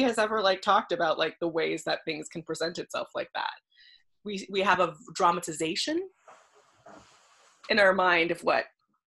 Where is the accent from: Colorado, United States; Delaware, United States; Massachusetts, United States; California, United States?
California, United States; Los Angeles; I grew up in Los Angeles and I started acting at a very young age